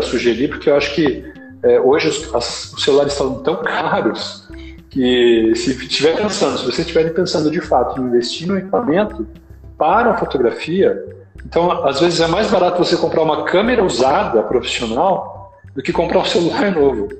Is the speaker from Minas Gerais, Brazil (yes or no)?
no; São Paulo, Brazil; now in Limeira, Brazil; sou de São Paulo, mas eu estou aqui em Limeira, na sede da JMN, já faz tantos anos que eu já me considero limeirense